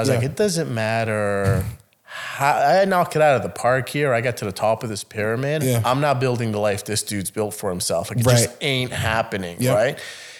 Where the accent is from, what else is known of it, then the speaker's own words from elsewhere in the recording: Italy; I've seen what a nice suit is. I grew up in Italy, goddammit.